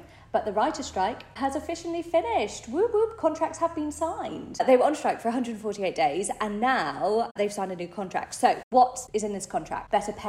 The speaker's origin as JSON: {"language": "English", "country": "United Kingdom", "said": "me being totally British"}